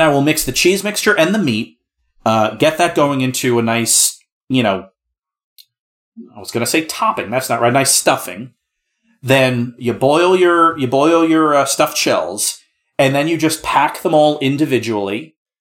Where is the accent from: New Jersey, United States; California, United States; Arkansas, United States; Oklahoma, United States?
New Jersey, United States; I'm from New Jersey